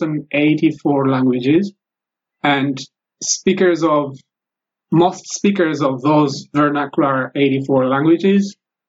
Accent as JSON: {"language": "English", "country": "Ethiopia", "first_language": "Amharic", "second_language": "English", "said": "A local university in Ethiopia. And that's Amharic is my native language."}